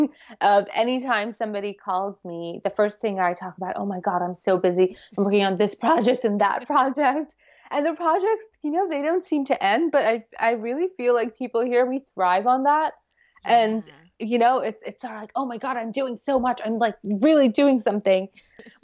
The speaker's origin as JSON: {"language": "English", "town": "New York City", "region": "New York", "country": "United States", "tie": "born or raised there", "said": "I grew up here"}